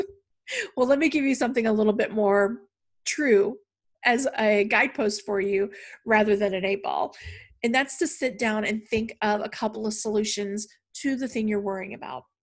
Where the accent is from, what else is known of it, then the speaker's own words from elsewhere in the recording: the South, United States; growing up in the South